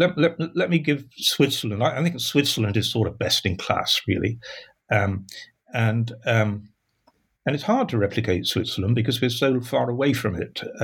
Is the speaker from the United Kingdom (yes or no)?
yes; Sheffield, Yorkshire and the Humber, United Kingdom; moved away as an adult; I grew up in Sheffield